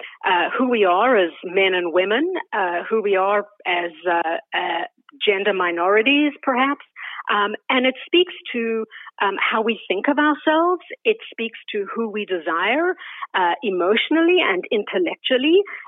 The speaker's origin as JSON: {"language": "English", "country": "South Africa", "moved": "as an adult", "lives_now": "Canada", "said": "So I'm originally from South Africa, which you may be able to tell from my accent. It has a Canadian veneer on it because we've been here for almost 40 years. I immigrated with my husband and a 5.5-month-old baby in the mid-80s."}